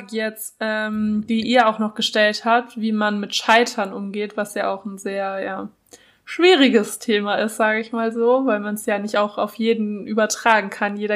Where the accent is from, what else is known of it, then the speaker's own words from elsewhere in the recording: Franconia, Bavaria, Germany; also ich komme ja aus Franken, wir suchen immer nach Gründen zum Feiern, damit wir wieder Wein trinken können